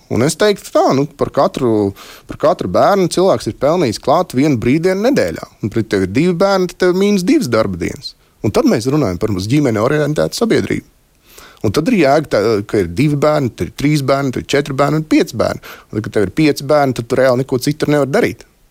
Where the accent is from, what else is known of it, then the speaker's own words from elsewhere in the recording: Latvia; pēc tautības esmu latvietis, uh, mīlu savu dzimteni